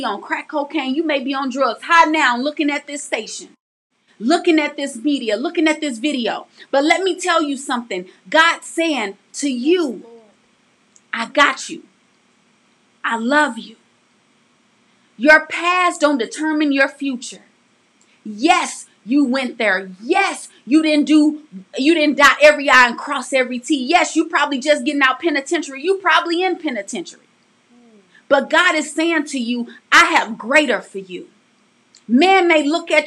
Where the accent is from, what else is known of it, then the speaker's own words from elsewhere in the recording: St. Louis, Missouri, United States; growing up in St. Louis, we experienced so much. I mean, the poverty was real.